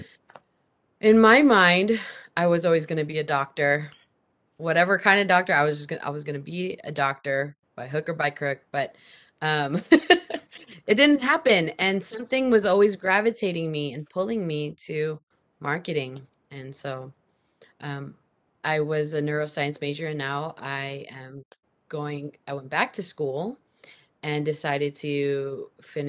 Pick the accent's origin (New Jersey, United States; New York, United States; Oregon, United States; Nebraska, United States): Nebraska, United States; Omaha; born there; now in Seattle, United States; I am a military brat, so I moved around a lot. I was born in Omaha, Nebraska.